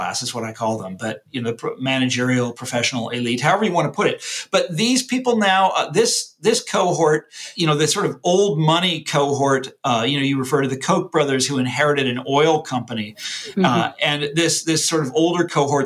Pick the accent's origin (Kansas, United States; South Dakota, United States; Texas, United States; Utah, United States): Kansas, United States; Mission Hills; I grew up in Johnson County, Kansas